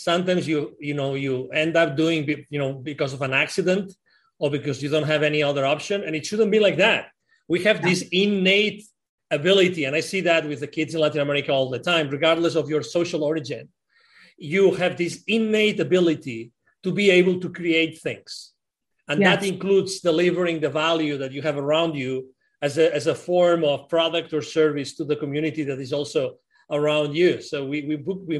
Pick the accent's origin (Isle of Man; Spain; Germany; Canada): Spain; also born or lived in Mexico; now in Plano, United States; I'm originally from Spain, but I moved from Mexico to here 10 years ago.